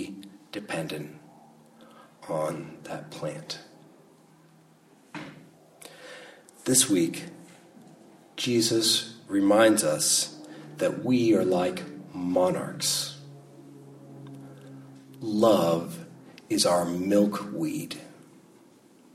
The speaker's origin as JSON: {"language": "English", "area": "Monterey Peninsula", "region": "California", "country": "United States", "tie": "born or raised there", "said": "I grew up in the Monterey Peninsula, Salinas, Monterey, Carmel, and Pacific Grove area"}